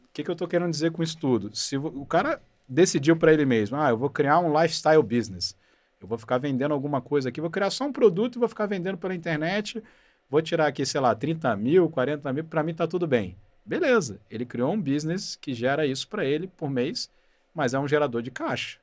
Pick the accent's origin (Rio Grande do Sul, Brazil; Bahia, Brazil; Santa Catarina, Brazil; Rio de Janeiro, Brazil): Rio de Janeiro, Brazil; moved away as an adult; now in São Paulo, Brazil; Eu nasci no Rio, cresci no Rio